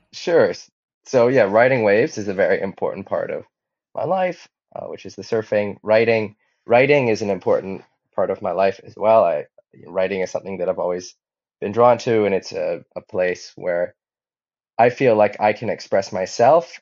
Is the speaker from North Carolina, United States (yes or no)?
no; Hawaii, United States; also born or lived in Hamburg; I grew up in Hawaii, and my father was a windsurfer